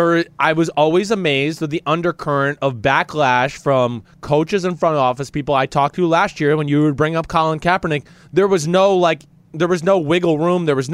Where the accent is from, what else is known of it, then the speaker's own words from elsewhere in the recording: New Jersey, United States; I'm fucking from New Jersey